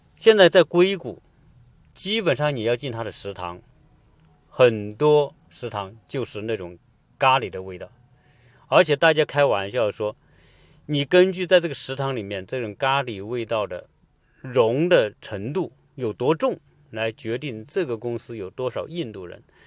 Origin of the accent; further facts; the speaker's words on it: Hunan, China; 跟我们湖南人或者是，呃，中国人四川人吃辣是一个道理